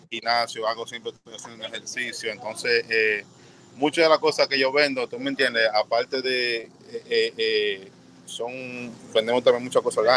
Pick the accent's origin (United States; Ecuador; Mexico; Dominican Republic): Dominican Republic; Como siendo hispano, bodeguero dominicano también